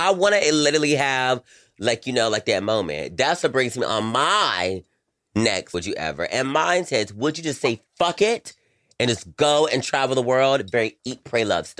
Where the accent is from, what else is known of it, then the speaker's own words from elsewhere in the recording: North Carolina, United States; I'm from North Carolina, girl.